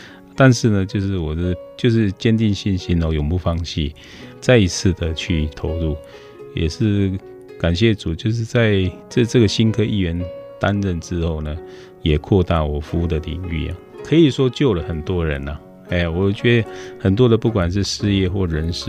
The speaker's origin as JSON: {"language": "Chinese", "town": "Guanxi", "region": "Hsinchu County", "country": "Taiwan", "tie": "born or raised there", "lives_now": "Zhubei, Taiwan", "said": "关西长大，其实我是在出生在一个公务员的家庭，他妈妈本身是很朴实的管家。那我们有七个兄弟姐妹。比较山区这个乡镇，没有很多的资源。"}